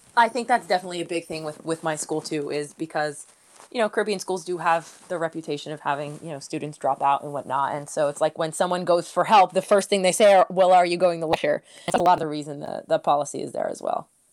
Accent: Northeast, United States; I am actually from the Northeast

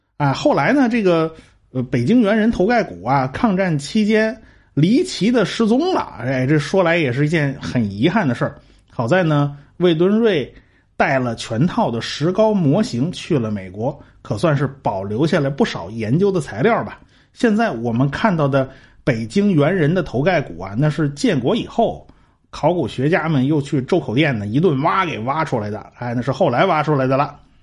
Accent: China; 我们中国人大部分都是这种齿形啊

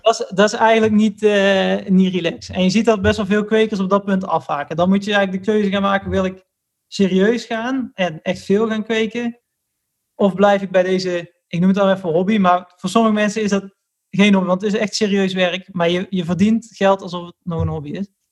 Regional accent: Middelbeers, North Brabant, Netherlands; moved away as an adult; also born or lived in Nijmegen; ik kom dus uit Middelbeers. En vroeger, wij woonden vroeger in een bos

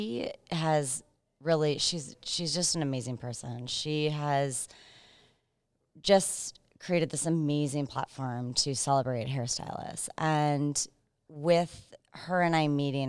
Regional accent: Minneapolis, Minnesota, United States; now in South Carolina, United States; Originally from Minneapolis, Minnesota. I live in South Carolina right now though.

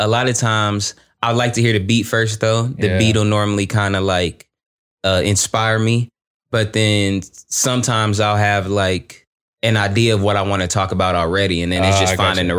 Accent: San Antonio, Texas, United States; also born or lived in Los Angeles; I'm from San Antonio, but my pops is military. So, so you kind of moved around a little bit. Yeah. And then I went to college and then I lived in LA and I've been everywhere.

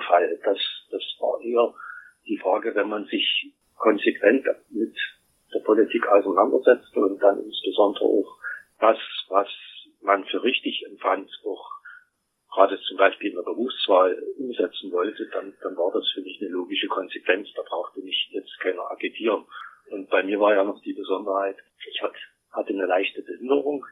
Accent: East Germany, Germany; Ich bin ja in der DDR groß geworden.

